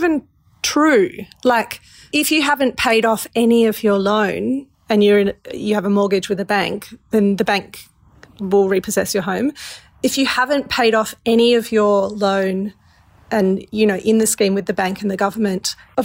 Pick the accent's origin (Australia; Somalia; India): Australia; we as the Australian public